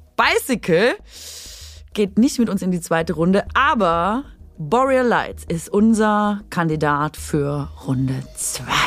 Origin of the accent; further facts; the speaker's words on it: Swabia, Germany; ich bin Schwäbin